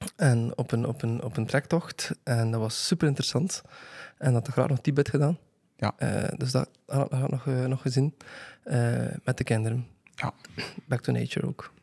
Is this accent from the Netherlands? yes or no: no; Bruges, Flanders, Belgium; omdat ik van Brugge ben